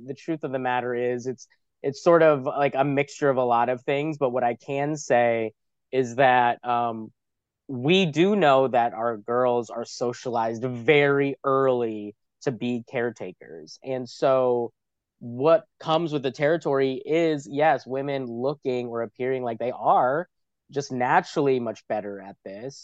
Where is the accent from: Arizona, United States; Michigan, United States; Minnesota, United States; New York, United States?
New York, United States; New York City; I'm from New York City